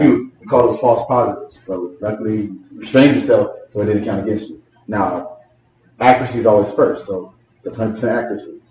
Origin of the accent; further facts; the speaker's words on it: North Broward, Florida, United States; I'm from North Broward area